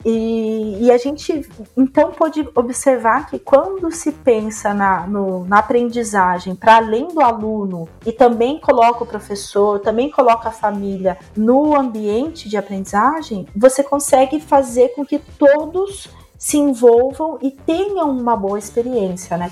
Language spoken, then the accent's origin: Portuguese; interior of São Paulo, Brazil; Eu sou do interior de São Paulo